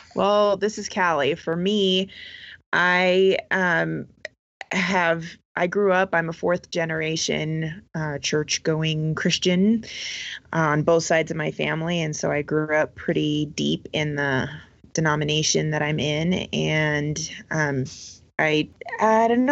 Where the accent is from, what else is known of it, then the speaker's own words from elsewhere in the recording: southern Colorado, United States; also born or lived in West Coast; I've lived in Colorado since I was eight years old